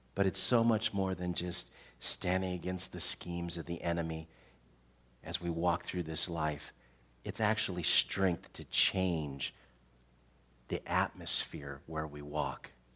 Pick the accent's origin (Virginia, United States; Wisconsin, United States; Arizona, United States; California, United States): Arizona, United States; Tucson; I grew up in Tucson, Arizona